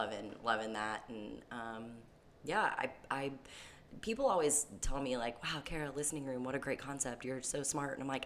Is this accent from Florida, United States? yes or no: yes; Neptune Beach, Florida, United States; born or raised there; also born or lived in Brunswick, Georgia